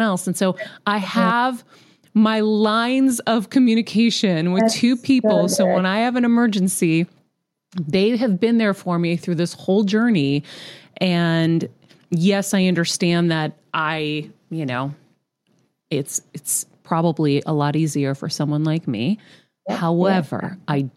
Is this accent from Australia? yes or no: no; Greece; first language Greek; English is a second language; moved away; Greek was my first language.